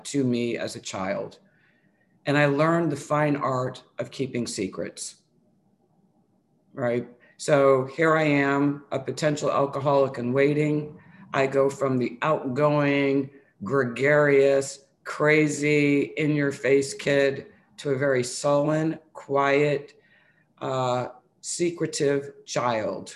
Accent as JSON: {"language": "English", "town": "New Bedford", "region": "Massachusetts", "country": "United States", "tie": "born or raised there", "also_born_or_lived": "New York", "moved": "yes", "said": "I grew up outside of Boston in a really small town called New Bedford, Mass. I'm originally from New York. And for 7-8 years, I lived in this small, old, it was an old manufacturing town."}